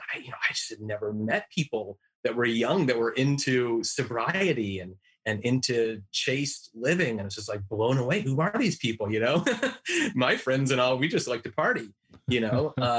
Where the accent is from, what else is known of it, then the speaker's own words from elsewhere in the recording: Cleveland Heights, Ohio, United States; I was raised in Cleveland Heights, Ohio, and was raised a Unitarian Universalist, which is kind of an ecumenical, all-inclusive religion of all religions and philosophies kind of blended